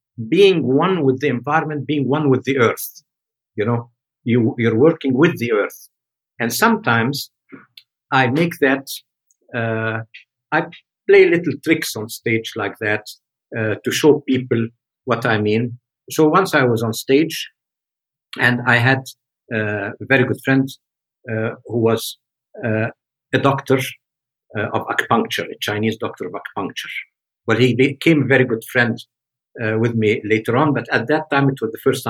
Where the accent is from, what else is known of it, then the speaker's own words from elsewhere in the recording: Egypt; moved away; also born or lived in Switzerland; tell me go back home to Egypt